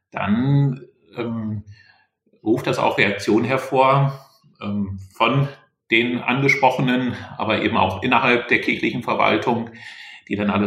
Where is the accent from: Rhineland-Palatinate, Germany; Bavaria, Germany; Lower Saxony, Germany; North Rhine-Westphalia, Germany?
Lower Saxony, Germany; Ich war eben im Oldenburger Land in meiner Heimat.